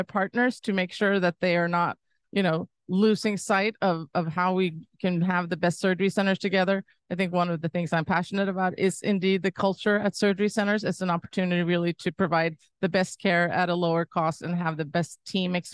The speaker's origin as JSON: {"language": "English", "country": "Sweden", "also_born_or_lived": "San Francisco / Sonoma County", "moved": "yes", "lives_now": "United States", "said": "I'm from Sweden originally"}